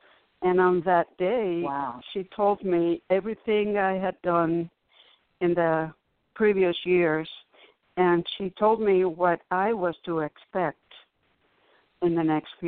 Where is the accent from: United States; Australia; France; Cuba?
Cuba; when I came from Cuba, I was almost immediately tricked into witchcraft.